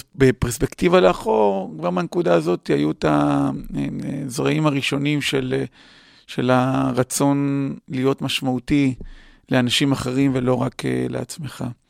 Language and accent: Hebrew; Acre, Northern District, Israel; גדלתי בתור ילד בעכו